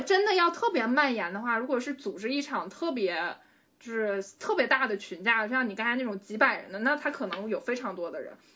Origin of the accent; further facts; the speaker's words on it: Yingkou, Liaoning, China; now in Hangzhou, China; 我作为一个嗯。营口人